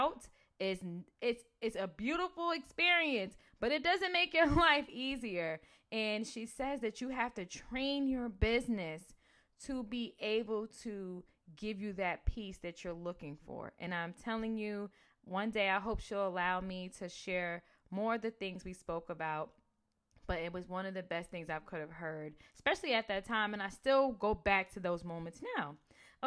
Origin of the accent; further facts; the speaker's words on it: New Jersey, United States; I'm from Jersey